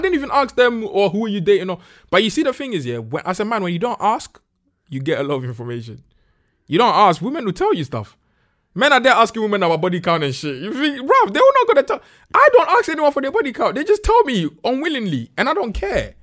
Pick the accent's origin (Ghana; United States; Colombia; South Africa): Ghana; moved away; when I was growing up in Ghana